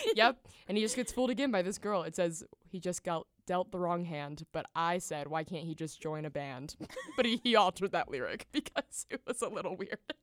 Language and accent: English; Nashville, Tennessee, United States; growing up in Nashville, we went to the Country Music Hall of Fame for a field trip